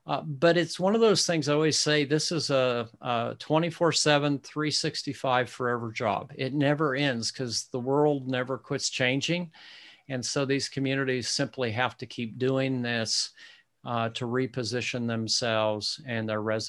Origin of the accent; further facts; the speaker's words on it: Midwest, United States; Yeah, I'm a Midwesterner, so yeah. I don't quite get it right.